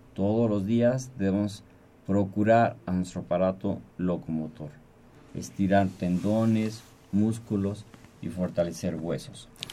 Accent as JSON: {"language": "Spanish", "country": "Mexico", "said": "La sociedad mexicana somos, la familia mexicana es muy unida"}